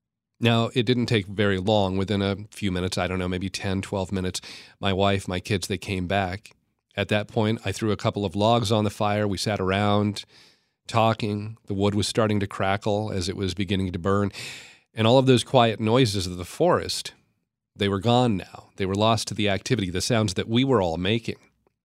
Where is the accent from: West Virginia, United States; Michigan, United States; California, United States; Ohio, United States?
California, United States; born there; also born or lived in Oregon, United States / Idaho, United States / Washington, United States; I spent the first half of my life living in the western U.S. I was born in Northern California, lived in Oregon, in Idaho. I was in Washington State a lot.